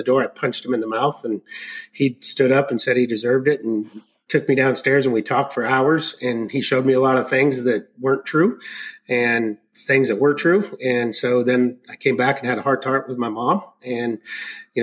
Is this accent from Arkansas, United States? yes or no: yes; Arkansas, United States; I was born in Arkansas